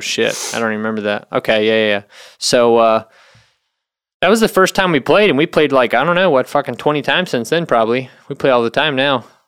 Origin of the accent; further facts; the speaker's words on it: North Carolina, United States; moved away; I'm from North Carolina.